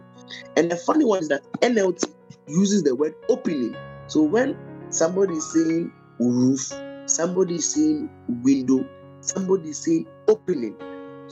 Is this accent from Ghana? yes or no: yes; Ghana; I'm a Ghanaian